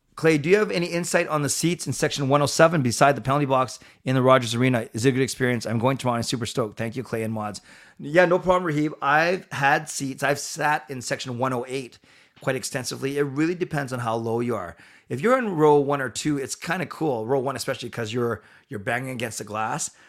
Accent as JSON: {"language": "English", "country": "Canada", "said": "I'm from Canada and I'm Canadian."}